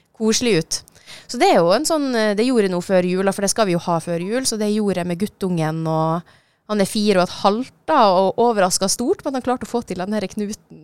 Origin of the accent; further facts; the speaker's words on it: Norway; also born or lived in Switzerland; Flytta til Norge da jeg var lita